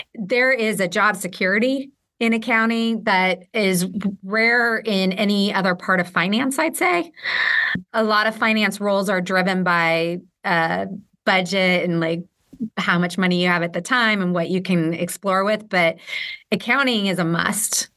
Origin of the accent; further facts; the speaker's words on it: West Coast, United States; moved away as an adult; also born or lived in Philadelphia / Portland / Ireland; I'm from the West Coast. I grew up on the West Coast